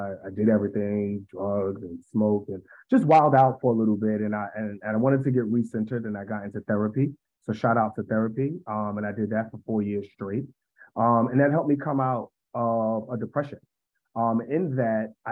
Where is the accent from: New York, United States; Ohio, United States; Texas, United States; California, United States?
New York, United States; New York City; now in Washington, D.C., United States; I hail from Harlem, New York. I now reside in the Washington, D.C. area